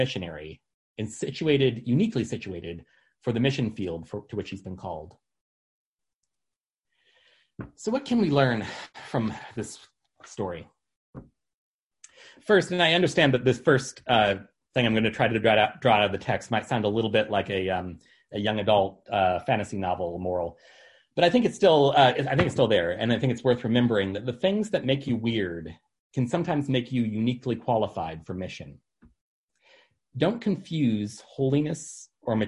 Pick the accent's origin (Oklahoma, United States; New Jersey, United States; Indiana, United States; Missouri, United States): Missouri, United States; St. Louis; also born or lived in Kirksville, Missouri; I grew up in St. Louis, Missouri